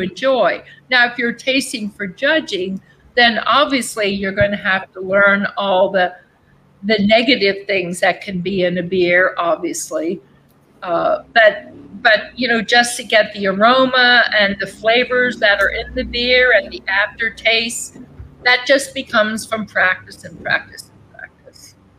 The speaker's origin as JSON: {"language": "English", "area": "Berks County", "region": "Pennsylvania", "country": "United States", "tie": "born or raised there", "said": "my hometown, Berks and Lancaster, my home county, Berks County and Lancaster County"}